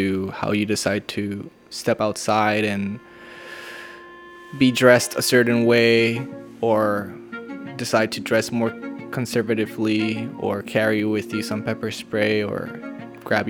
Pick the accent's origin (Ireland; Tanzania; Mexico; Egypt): Mexico; Tijuana, Baja California; also born or lived in San Diego; Tijuana being my hometown